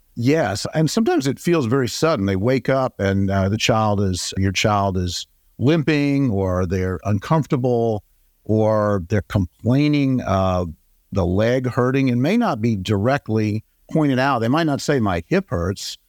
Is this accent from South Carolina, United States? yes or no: no; Atlanta, Georgia, United States; also born or lived in Texas; I was born here in Atlanta and went away and did my training in critical care, pediatric intensive care in Texas. I came back in nineteen ninety-two